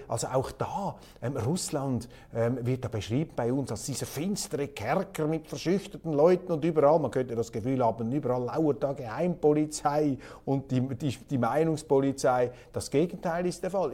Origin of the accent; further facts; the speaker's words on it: Switzerland; Als Schweizer